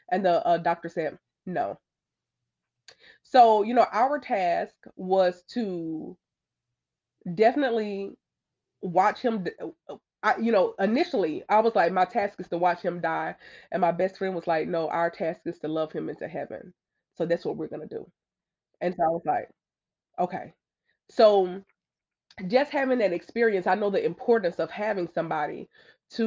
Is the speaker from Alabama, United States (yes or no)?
yes; Alabama, United States; growing up in the Bible Belt, growing up in Alabama